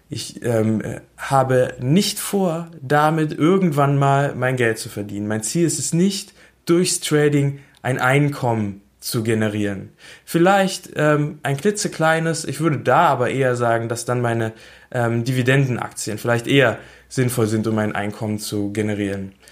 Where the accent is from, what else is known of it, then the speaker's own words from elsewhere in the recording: Berlin, Germany; Ich ähm, komme aus Berlin, ich bin in Berlin geboren und ich wohne immer noch in Berlin.